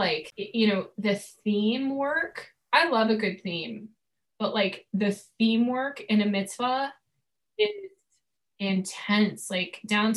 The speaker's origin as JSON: {"language": "English", "region": "Connecticut", "country": "United States", "tie": "born or raised there", "moved": "yes", "lives_now": "New York, United States", "said": "I grew up in Connecticut"}